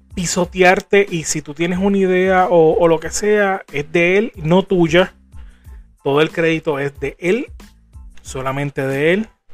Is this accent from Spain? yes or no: no; Puerto Rico